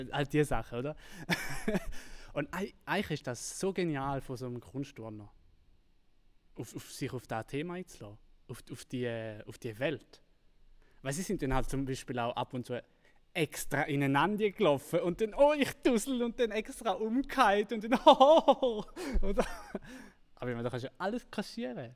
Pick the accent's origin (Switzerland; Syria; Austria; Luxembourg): Switzerland